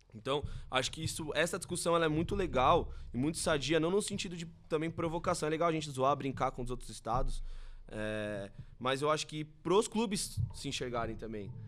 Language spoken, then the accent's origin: Portuguese; Brazil; enquanto brasileiro